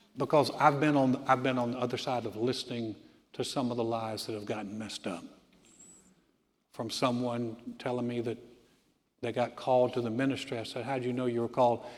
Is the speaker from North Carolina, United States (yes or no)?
yes; Greensboro, North Carolina, United States; moved away; my hometown, Greensboro, North Carolina